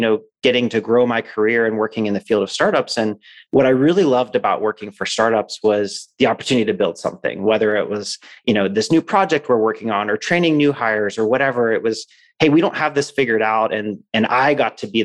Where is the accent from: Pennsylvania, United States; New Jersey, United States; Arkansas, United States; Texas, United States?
Pennsylvania, United States; Pittsburgh; moved away as an adult; also born or lived in San Francisco; now in Phoenix, United States; I was born and raised in Pittsburgh, Pennsylvania